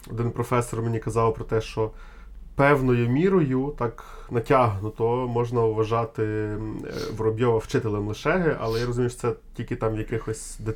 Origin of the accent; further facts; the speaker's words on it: Ukraine; Я з України